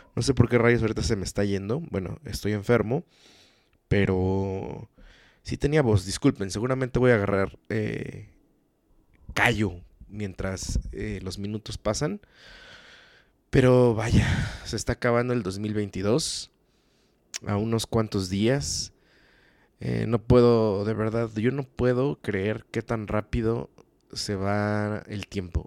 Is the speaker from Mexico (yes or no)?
yes; Mexico; como mexicanos